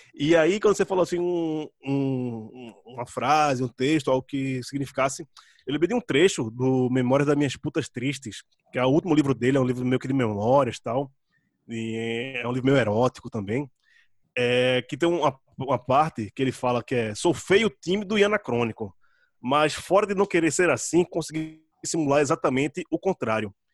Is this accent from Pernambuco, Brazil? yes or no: yes; Jaboatão dos Guararapes, Pernambuco, Brazil; moved away as an adult; also born or lived in Recife; now in São Paulo, Brazil; eu sou de Candeias, nasci em Candeias, quase na beira da praia, né? Minha mãe mora pertíssimo da praia